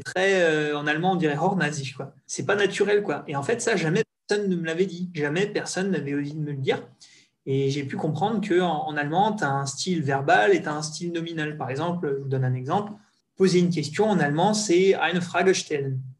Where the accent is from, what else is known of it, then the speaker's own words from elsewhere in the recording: Alsace, Grand Est, France; moved away as an adult; also born or lived in United States / London / Switzerland / northern France; now in Düsseldorf, Germany; je viens d'Alsace. J'ai grandi euh, pas directement à la frontière, mais dans un village de 2000 habitants très sympa sur la route du vin